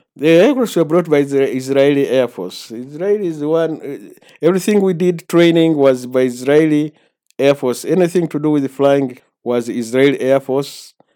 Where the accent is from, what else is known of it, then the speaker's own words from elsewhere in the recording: Masindi, Western Region, Uganda; I was born in Masindi Hospital in nineteen forty-four